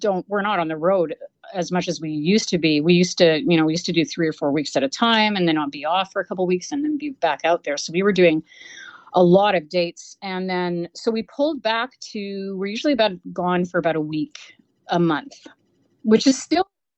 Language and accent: English; Canada